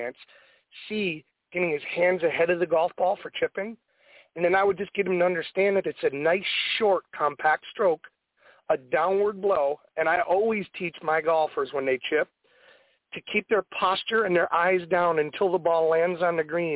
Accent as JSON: {"language": "English", "town": "Binghamton", "region": "New York", "country": "United States", "tie": "born or raised there", "moved": "as an adult", "lives_now": "Coral Springs, United States", "said": "I came up to my hometown and it's got to be 20 years ago to start teaching."}